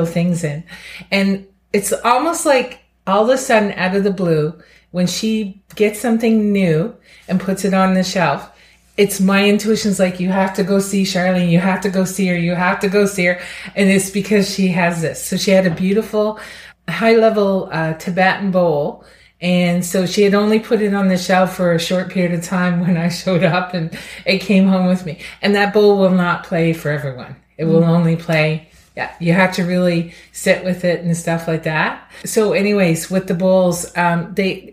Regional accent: Amherst, Nova Scotia, Canada; I'm from Amherst, Nova Scotia

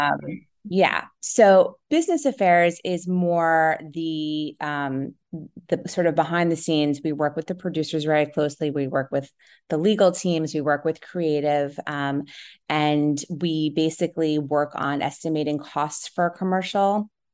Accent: New Jersey, United States; I grew up in New Jersey

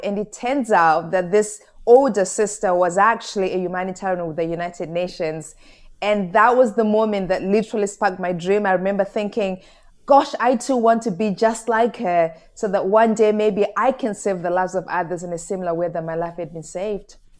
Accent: Goromonzi, Mashonaland East, Zimbabwe; moved away as an adult; also born or lived in London; I was born in a small village in Zimbabwe called Goromonzi, and my gogo, my grandmother raised me

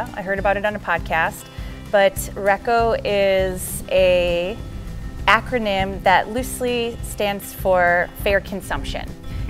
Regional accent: Wisconsin, United States; moved away as an adult; also born or lived in Bronx, New York; I moved to Wisconsin when I was 5 from the Bronx.

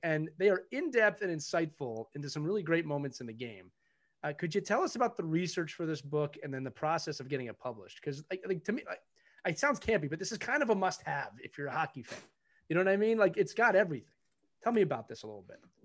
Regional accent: Philadelphia, Pennsylvania, United States; I'm born and raised in Philadelphia

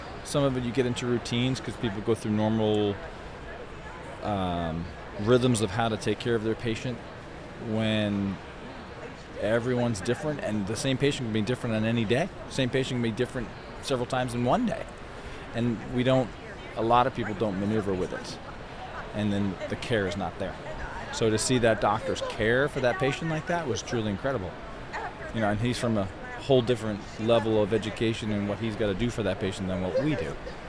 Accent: Los Angeles, California, United States; Los Angeles, California.

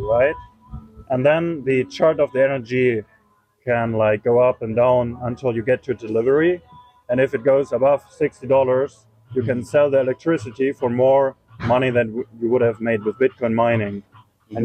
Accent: Germany; also born or lived in eastern Germany; I'm from Germany, mm-hmm. and I moved a lot in Germany because I was studying at different universities

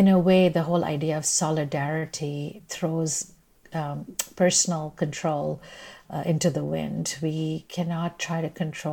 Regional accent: India; moved away as an adult; now in United States; I'm Indian by birth, and I came to the U.S. as a student

